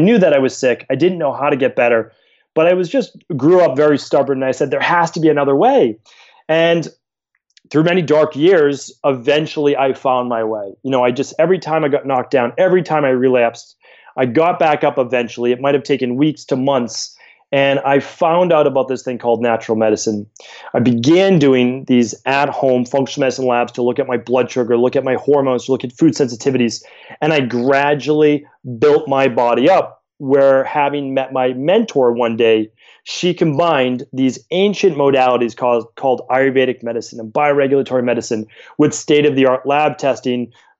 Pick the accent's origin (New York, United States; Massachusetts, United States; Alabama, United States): Massachusetts, United States; Medford; I live in Boston now, but I grew up in Medford, Massachusetts, and great town, city to grow up in.